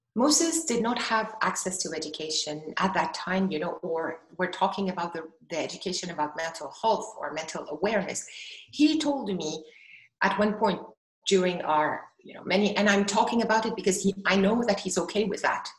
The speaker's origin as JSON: {"language": "English", "country": "Ghana", "tie": "born or raised there", "said": "in Ghana actually growing up was that in so many Ghanaian families"}